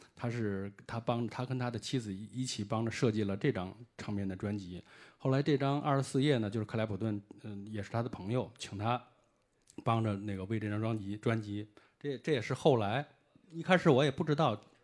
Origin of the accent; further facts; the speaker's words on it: China; 我是，呃，来自中国的一位那个乐迷